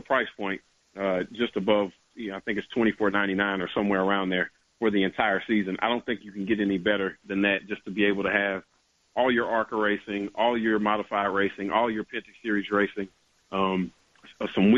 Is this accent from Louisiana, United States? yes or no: no; Nashville, Tennessee, United States; I was born and raised in Nashville, Tennessee.